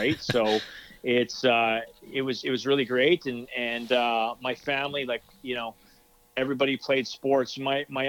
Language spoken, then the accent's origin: English; Duncan, British Columbia, Canada; moved away as an adult; also born or lived in France / Italy; I'm born and raised on Vancouver Island